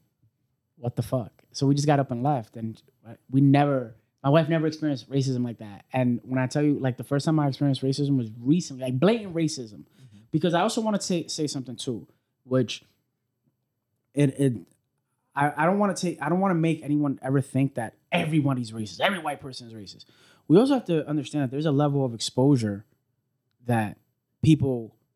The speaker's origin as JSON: {"language": "English", "town": "New York City", "region": "New York", "country": "United States", "tie": "born or raised there", "also_born_or_lived": "Oswego, New York", "said": "So we all grew up in New York."}